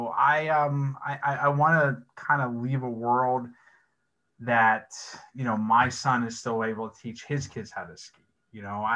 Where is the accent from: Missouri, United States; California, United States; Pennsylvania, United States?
Pennsylvania, United States; Pittsburgh; I grew up in Pittsburgh